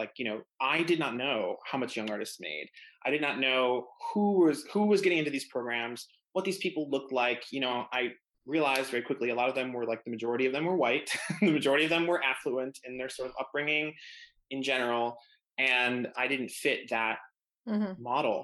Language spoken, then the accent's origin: English; Buffalo, New York, United States; moved away as an adult; now in New York City, United States; I'm from Buffalo, New York.